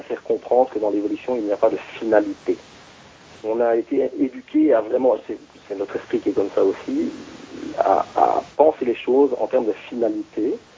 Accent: Belgium; chez nous, en Belgique

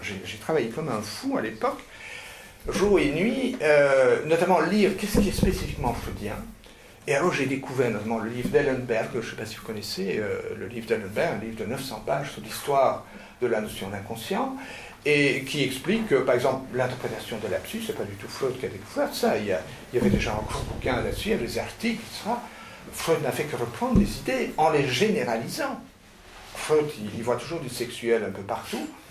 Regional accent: Flanders, Belgium; je suis flamand d'origine.

